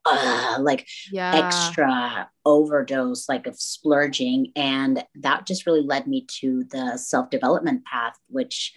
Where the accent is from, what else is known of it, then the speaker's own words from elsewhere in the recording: Tampico, Tamaulipas, Mexico; moved away as an adult; now in Dallas, United States; I am originally from Tampico, Tamaulipas, Mexico, but I live in Dallas, Texas now. I was born and raised there, came to the U.S. over here when I was 19